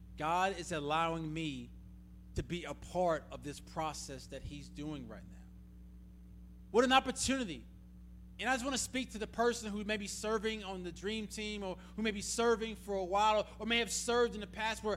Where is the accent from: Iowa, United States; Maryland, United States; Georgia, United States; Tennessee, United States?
Georgia, United States; Atlanta; moved away as an adult; also born or lived in Tulsa, Oklahoma; now in Russellville, Kentucky, United States; I grew up in Atlanta.